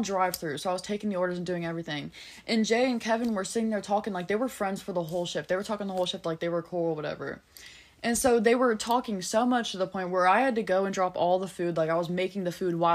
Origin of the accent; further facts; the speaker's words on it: United Kingdom; now in Cincinnati, United States; I'm British